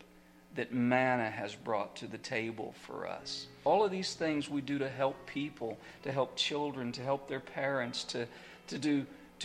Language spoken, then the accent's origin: English; United States; I'm an ambassador from America